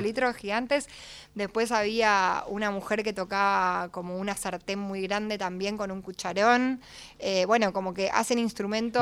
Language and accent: Spanish; Buenos Aires, Argentina; siendo porteña